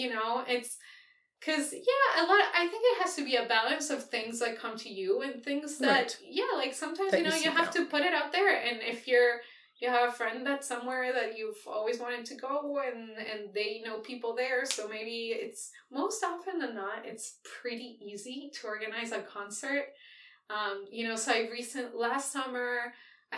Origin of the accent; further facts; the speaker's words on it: Argentina; moved away; I grew up in Argentina